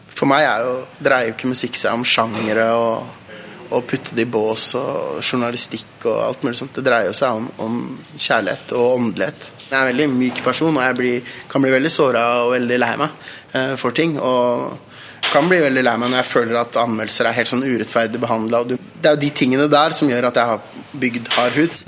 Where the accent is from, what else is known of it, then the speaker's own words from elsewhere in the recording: Norway; jeg er jo nordmann